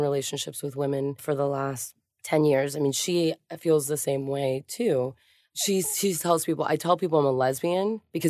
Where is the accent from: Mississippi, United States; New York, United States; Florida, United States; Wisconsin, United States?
Florida, United States; Miami; also born or lived in Hialeah, Florida; I grew up in Miami and Hialeah